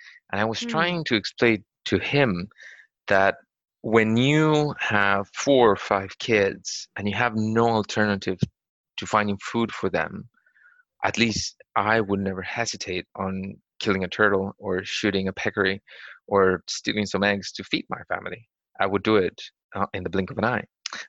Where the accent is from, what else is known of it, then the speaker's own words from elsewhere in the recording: Costa Rica; English is a second language; In Toronto, I've had experiences where people just think that I eat Wimbrels because I'm from Latin America.